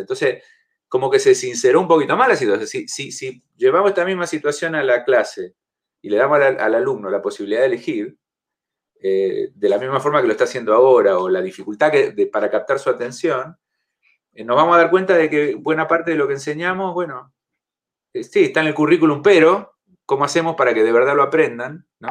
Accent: Argentina; now in Chile; soy argentino

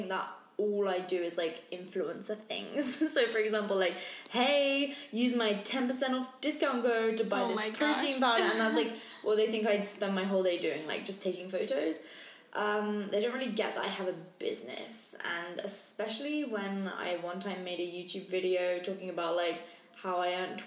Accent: England, United Kingdom; I'm English, not Australian

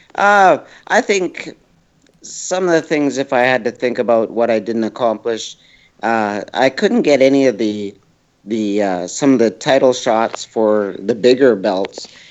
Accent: Edmonton, Alberta, Canada; my hometown

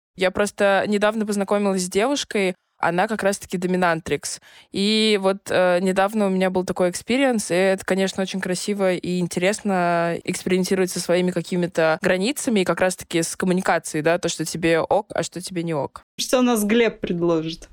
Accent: Moscow, Russia; also born or lived in London; я родилась в Москве, а живу между Москвой и Лондоном

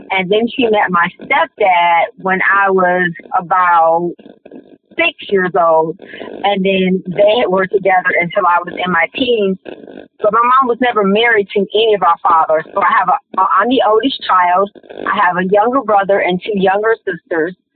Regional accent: Detroit, Michigan, United States; I grew up in Detroit as well. I grew up on the west side.

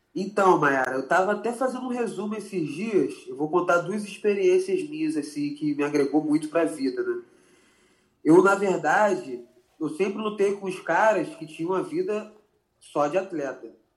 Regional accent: Macaé, Rio de Janeiro, Brazil; eu sou macaense da Gema, assim, eu gosto muito da minha cidade

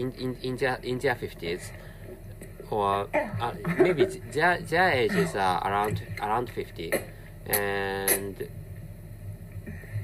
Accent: Japan; first language Japanese; English is a second language; I'm a Japanese person, and my mother tongue is Japanese, and which is why I'm really bad at speaking English

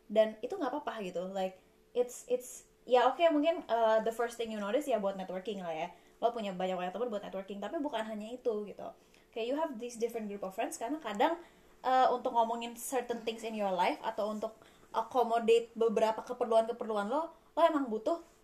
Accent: Indonesia; moved away as an adult; now in Coventry, United Kingdom; kita dari Indonesia

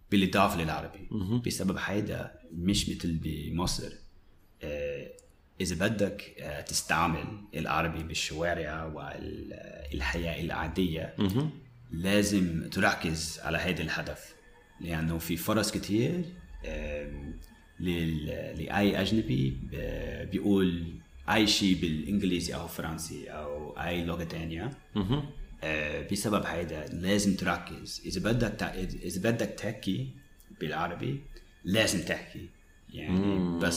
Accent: Dahieh, Mount Lebanon, Lebanon; انا انا من انا من داهيه وهو داهيه منطقه كتير شعبيه

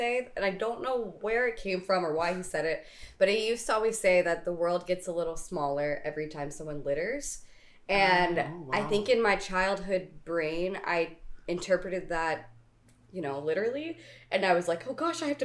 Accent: East Coast, Southeast, United States; now in Kailua, United States; on the East Coast, where I'm from the Southeast, it's a very big tourist town.

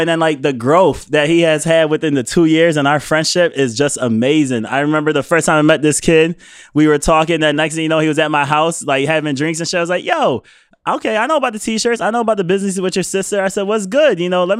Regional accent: New York, United States; now in Boston, United States; originally, right. I'm from New York, right? Like, when I came to Boston, when I moved out here, I told my boys, I was like, yo, I'm moving to Boston.

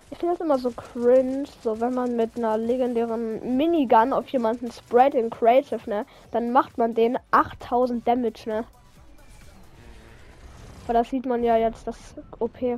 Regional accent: Hamburg, Germany

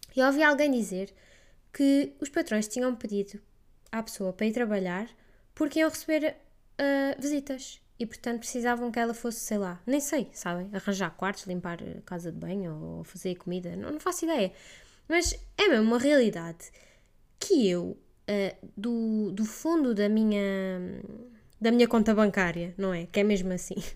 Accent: Portugal; first language Portuguese; moved away as an adult; voltar àquela que é verdadeiramente a minha língua mãe

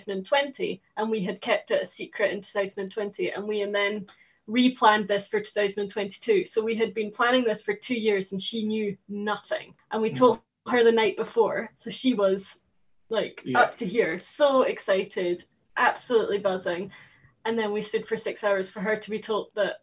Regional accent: Scotland, United Kingdom; We're from Scotland

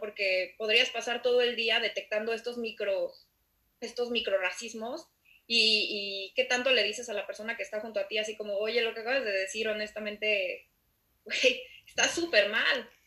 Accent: Mexico City, Mexico; nosotras dos eh, venimos de la Ciudad de México

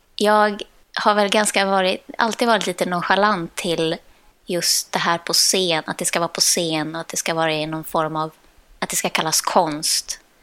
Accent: Sweden; Jag är dansare från Sverige

